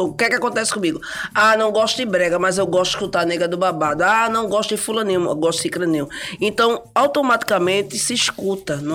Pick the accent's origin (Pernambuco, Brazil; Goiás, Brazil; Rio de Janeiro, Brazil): Pernambuco, Brazil; Recife